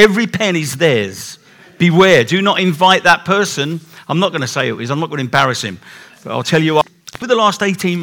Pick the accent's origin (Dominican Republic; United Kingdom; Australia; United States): United Kingdom; England; We're too English